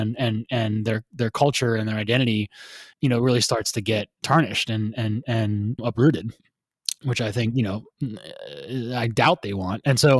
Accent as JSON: {"language": "English", "country": "United States", "accent": "American", "said": "My ugly American accent"}